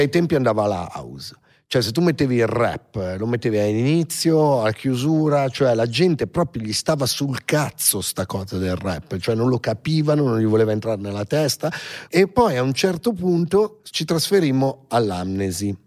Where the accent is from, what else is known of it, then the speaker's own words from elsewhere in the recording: Milan, Lombardy, Italy; sono nato a Milano e i primi anni di vita, cioè fino ai 3-4 anni, 5 forse, so, ho vissuto in piazzale Corvetto